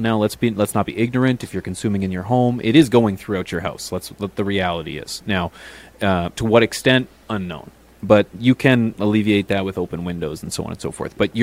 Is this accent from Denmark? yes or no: no; Canada; As Canadian, you can only smoke outside for 5 months of the year